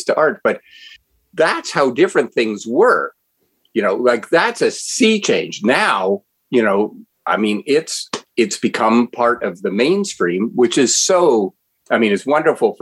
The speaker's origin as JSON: {"language": "English", "town": "Ottawa", "region": "Ontario", "country": "Canada", "tie": "born or raised there", "said": "As a 12-year-old boy growing up in Ottawa, Ontario, Canada"}